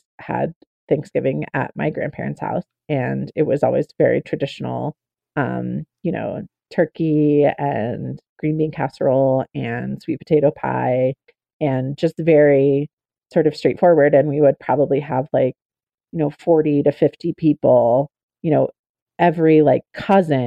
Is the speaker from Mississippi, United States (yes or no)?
no; Oklahoma, United States; I'm a member of the Choctaw Nation of Oklahoma. I grew up in Oklahoma.